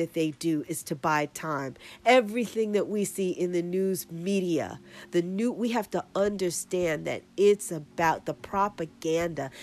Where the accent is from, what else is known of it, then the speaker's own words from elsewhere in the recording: New York City, New York, United States; my hometown